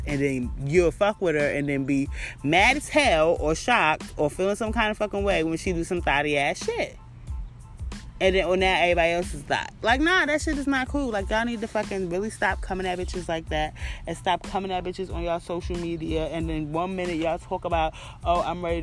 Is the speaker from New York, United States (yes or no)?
yes; New York City, New York, United States; my hometown, Brooklyn